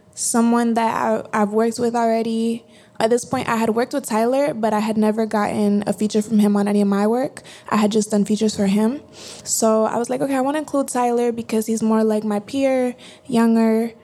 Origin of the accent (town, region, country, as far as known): Colombia; born or raised there; moved away